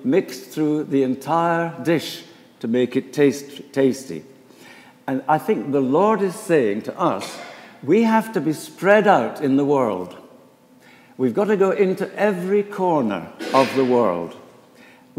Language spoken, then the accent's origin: English; Edinburgh, Scotland, United Kingdom; moved away as an adult; also born or lived in Inverness; now in Philadelphia, United States; I was born and brought up in Edinburgh, in Scotland